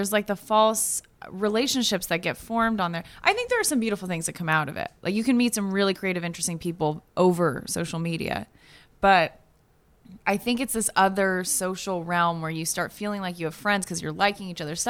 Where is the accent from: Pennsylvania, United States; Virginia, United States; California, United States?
California, United States; Santa Rosa; moved away; my hometown is on fire right now.